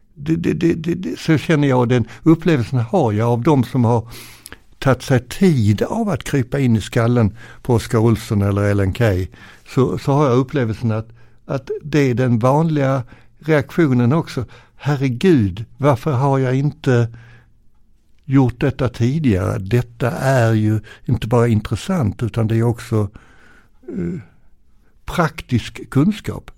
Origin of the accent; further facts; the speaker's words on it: Arlöv, Skåne, Sweden; also born or lived in Ven / Landskrona; jag är ju född på Ven och sen så flyttade vi via Landskrona sen min mamma jobbade på Sockerbolagets raffinaderi i Arlöv